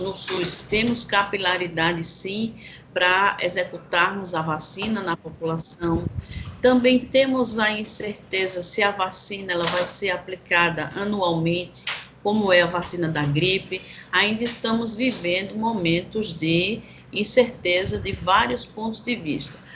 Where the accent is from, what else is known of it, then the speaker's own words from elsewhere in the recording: Brazil; enquanto brasileiros